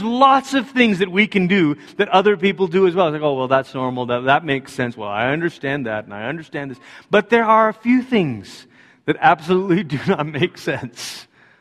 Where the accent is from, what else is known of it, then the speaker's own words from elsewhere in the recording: United States; as American Christians